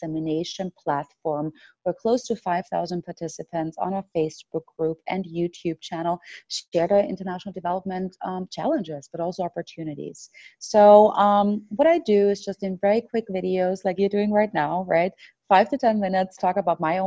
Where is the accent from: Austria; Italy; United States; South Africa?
Austria; moved away; back home in my home country of Austria